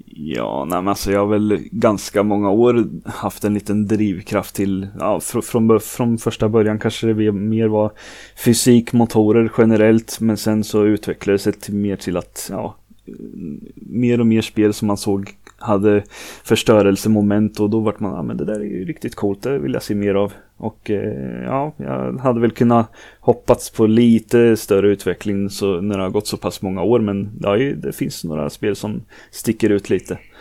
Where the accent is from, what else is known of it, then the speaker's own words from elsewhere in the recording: Norrköping, Östergötland, Sweden; accent: Norrköping dialect; jag är 38 år Norrköpingsbo som det säkert hörs på dialekten